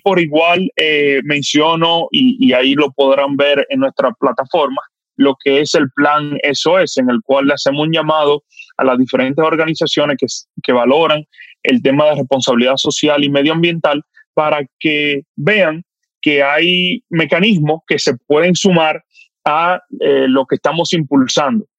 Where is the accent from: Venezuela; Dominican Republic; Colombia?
Dominican Republic; como dominicano